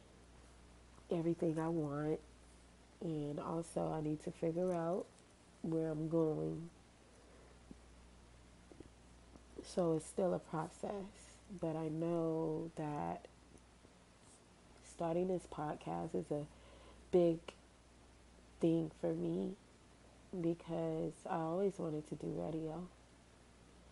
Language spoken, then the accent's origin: English; Miami, Florida, United States; I'm from Miami